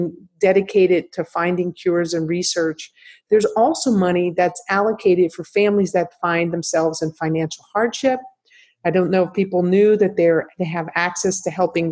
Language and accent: English; New Jersey, United States; moved away; growing up in New Jersey, where my whole family